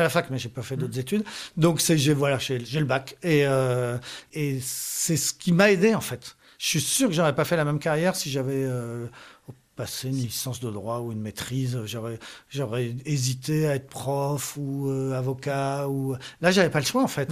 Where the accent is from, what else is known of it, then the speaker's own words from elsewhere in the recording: France; je suis français